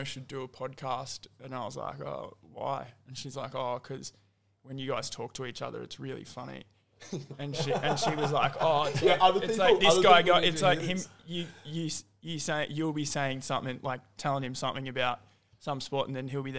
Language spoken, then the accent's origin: English; Brisbane, Queensland, Australia; where I grew up around in Hendra, around the racetracks